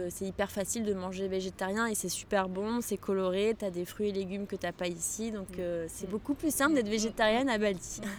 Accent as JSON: {"language": "French", "country": "Morocco", "moved": "yes", "lives_now": "Paris, France", "said": "j'aime bien rentrer chez moi au Maroc. J'aime bien rentrer chez mes parents parce qu'ils habitent juste en face de l'océan, à Casablanca"}